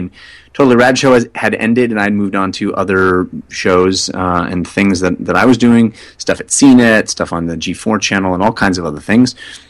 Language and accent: English; California, United States; Well, I grew up in Northern California where we just said, get on 605, get on get on 90, get on 242. There's no the.